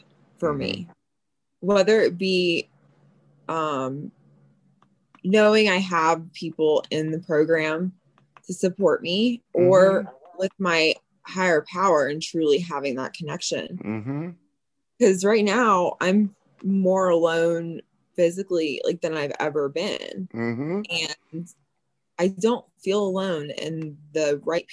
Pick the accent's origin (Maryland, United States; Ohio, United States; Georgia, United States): Georgia, United States; moved away as an adult; also born or lived in Miami, Florida / Indiana; now in Colorado, United States; I'm from Georgia, just moved to Colorado about 3 years ago